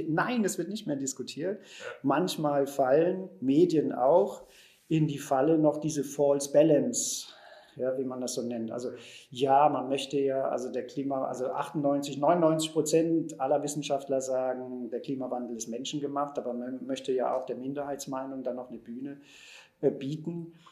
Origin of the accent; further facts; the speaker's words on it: Germany; aber wir sind ja da schon dabei als Deutsche und so, bin ich eigentlich durchs Leben gegangen.